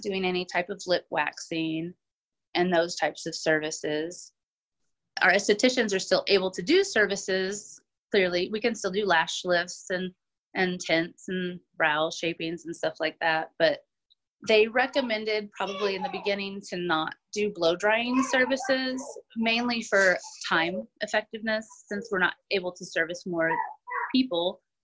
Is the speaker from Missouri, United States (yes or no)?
yes; Sedalia, Missouri, United States; born and raised in Sedalia, pretty much lived here all of my life.